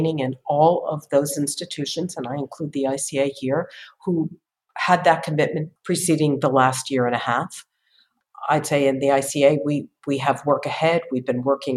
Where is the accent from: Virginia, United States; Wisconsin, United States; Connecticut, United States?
Connecticut, United States; New Haven; moved away; also born or lived in Boston; I grew up in New Haven, Connecticut